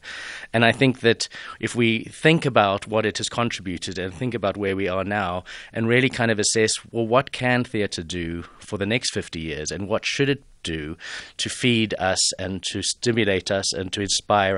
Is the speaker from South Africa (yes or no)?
yes; Johannesburg, Gauteng, South Africa; moved away as an adult; also born or lived in United Kingdom; to be back in my hometown